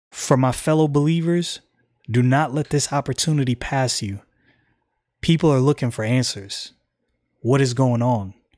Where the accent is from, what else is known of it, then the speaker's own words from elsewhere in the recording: United States; I'm an American